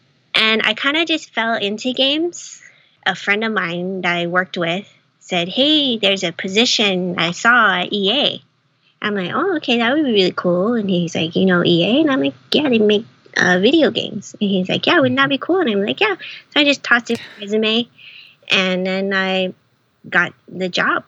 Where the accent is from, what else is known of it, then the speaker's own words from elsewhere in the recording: Hawaii, United States; moved away as an adult; now in Los Angeles, United States; growing up in Hawaii, you don't really have those. I didn't grow up here